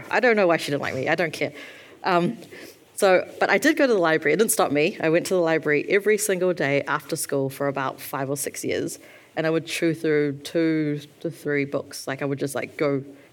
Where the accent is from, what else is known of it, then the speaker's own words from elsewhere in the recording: New Zealand; when I was born and raised here